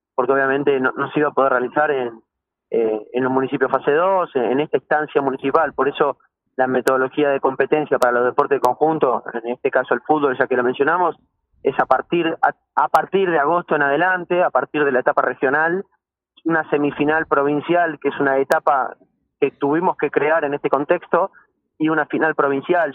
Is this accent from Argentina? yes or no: yes; Argentina